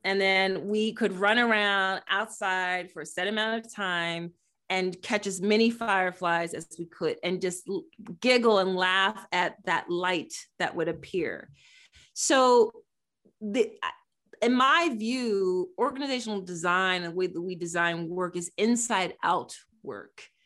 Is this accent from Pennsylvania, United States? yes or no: yes; Philadelphia, Pennsylvania, United States; based in my hometown, Philadelphia